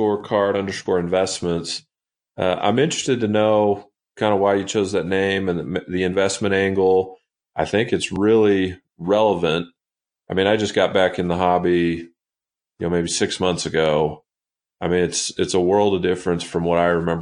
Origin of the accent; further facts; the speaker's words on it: Dallas, Texas, United States; now in Salt Lake City, United States; so I grew up in Dallas